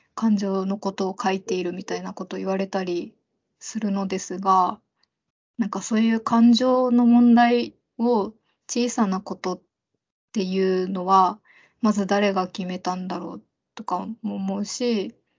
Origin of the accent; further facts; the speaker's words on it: Okinawa, Japan; 沖縄出身なので